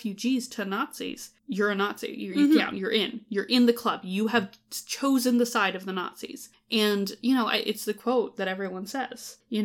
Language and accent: English; Canada; as a Canadian person